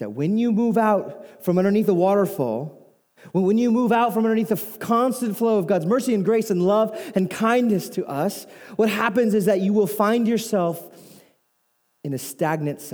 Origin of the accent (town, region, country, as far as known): United States